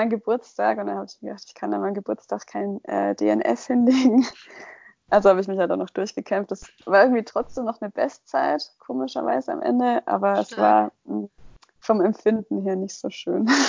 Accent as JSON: {"language": "German", "town": "Kitzingen", "region": "Bavaria", "country": "Germany", "tie": "born or raised there", "said": "als ich wieder zurück in meine Heimat gezogen bin nach Kitzingen"}